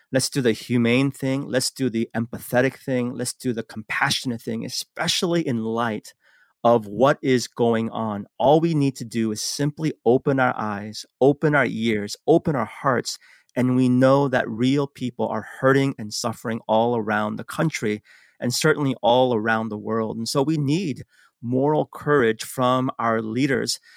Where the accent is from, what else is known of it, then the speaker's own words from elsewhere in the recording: San Francisco, California, United States; also born or lived in Seoul, South Korea; immigrated to the United States when I was six years old, grew up in San Francisco.